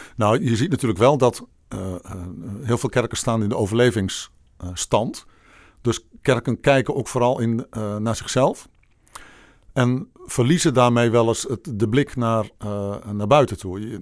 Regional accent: Bolsward, Friesland, Netherlands; also born or lived in Egmond; now in Amersfoort, Netherlands; de mooie stad Bolzwart in Friesland. Oh ja. Waar ik geboren en getogen ben

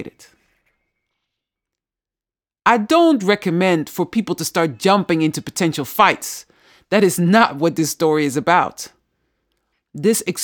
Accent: United States; moved away; I come from the United States

